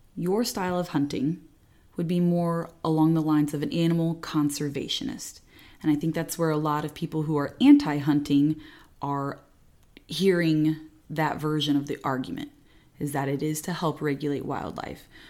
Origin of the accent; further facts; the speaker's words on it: Indiana, United States; moved away as an adult; also born or lived in Texas; I grew up here in Indiana, and then I went to Texas